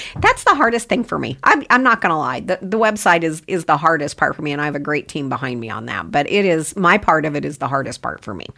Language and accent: English; Idaho, United States; I'm from Idaho. I, yeah, I've been here since I was two